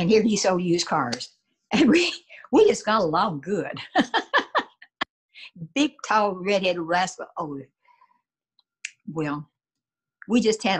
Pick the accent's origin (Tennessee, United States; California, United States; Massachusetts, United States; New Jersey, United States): Tennessee, United States; Winchester; born or raised there; also born or lived in Georgetown, Kentucky